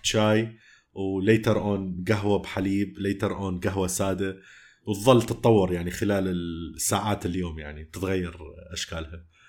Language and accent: Arabic; Iraq; moved away; also born or lived in Jordan; لثنتنا احنا عراقيين